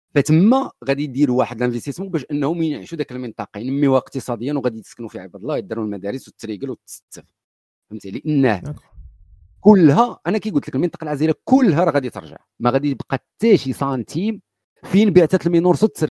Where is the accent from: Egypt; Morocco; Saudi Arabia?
Morocco; حنا اللي مغاربه في المغرب